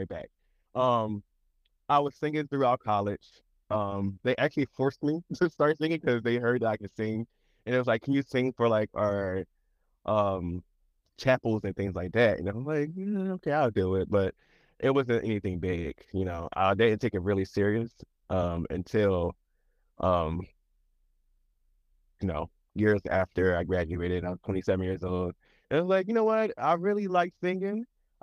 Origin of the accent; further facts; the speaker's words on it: Chester, Pennsylvania, United States; also born or lived in Philadelphia; I'm actually from this small city called Chester, which is 20 minutes outside of Philadelphia.